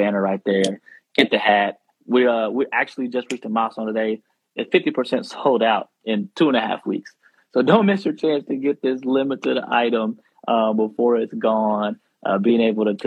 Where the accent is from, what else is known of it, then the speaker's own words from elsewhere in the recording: the South, United States; I'm from the South